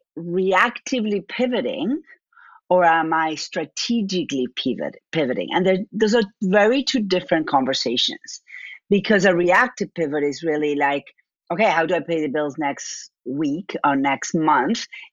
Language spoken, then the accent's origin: English; Argentina; accent: Argentine; moved away as an adult; now in United States; My accent is from Argentina.